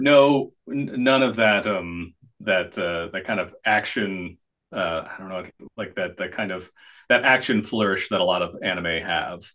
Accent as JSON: {"language": "English", "country": "United States"}